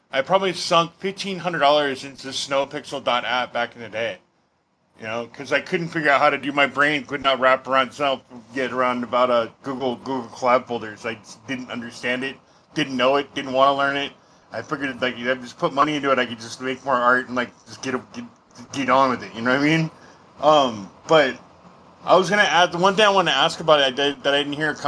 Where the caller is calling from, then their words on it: Portland, Oregon, United States; I'm from Portland, Oregon.